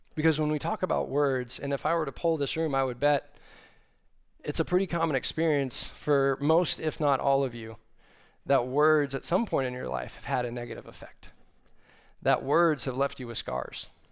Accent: Austin, Texas, United States; moved away as an adult; now in Fort Worth, United States; I grew up in Austin, Texas, but saw the light and left there and came up here to Fort Worth

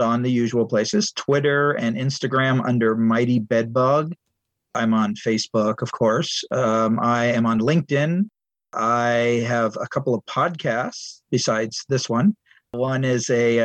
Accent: San Diego, California, United States; also born or lived in Long Beach, California / Cupertino, California; I grew up in San Diego, California, and I would go every year to San Diego Comic Convention.

